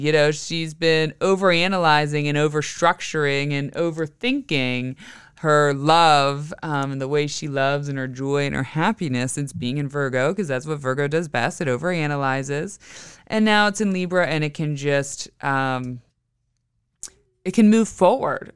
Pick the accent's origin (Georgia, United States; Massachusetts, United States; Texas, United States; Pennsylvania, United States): Pennsylvania, United States; Western; moved away; I grew up in Western P